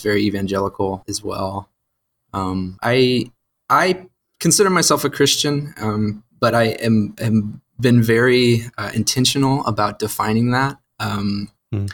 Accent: St. Louis, Missouri, United States; moved away as an adult; now in Georgia, United States; I grew up in St. Louis

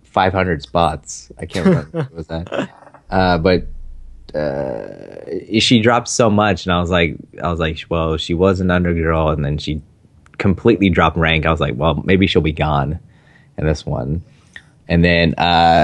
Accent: Philippines; I'm Filipino

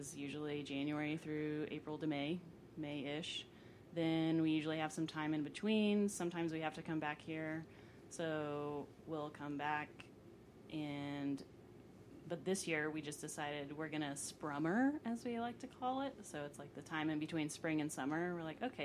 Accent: Henrietta, Texas, United States; also born or lived in Boulder, Colorado; I'm from Henrietta

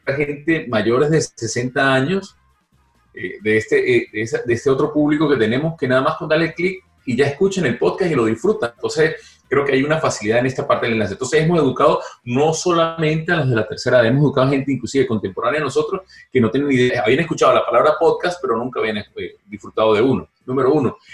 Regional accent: Venezuela; moved away; los tres somos venezolanos, los tres dejamos el país

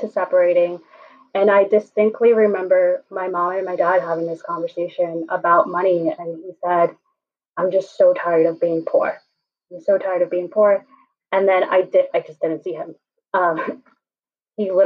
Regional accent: New York City, New York, United States; I grew up here in New York City

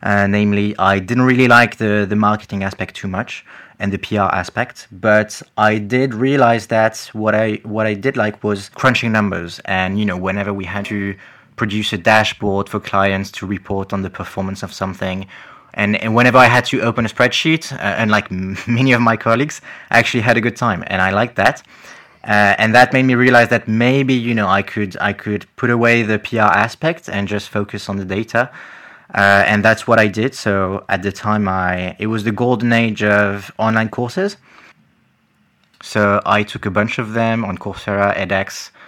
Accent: France; accent: French; English is a second language; some people like end up thinking I'm Canadian somehow because apparently it's the right mix, but yeah, it's just a bit confusing for people, and you know, some of them do expect a thicker French accent when they listen to me.

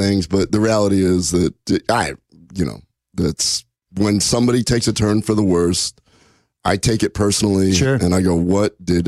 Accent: Omaha, Nebraska, United States; I'm from Omaha. My dad was a butcher

